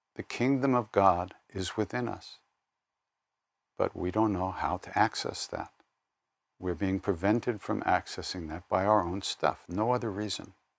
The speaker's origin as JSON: {"language": "English", "area": "Long Island", "region": "New York", "country": "United States", "said": "I'm from Long Island"}